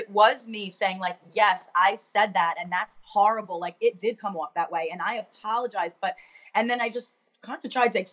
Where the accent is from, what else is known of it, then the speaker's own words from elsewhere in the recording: New York City, New York, United States; moved away as an adult; now in New Jersey, United States; I'm from Staten Island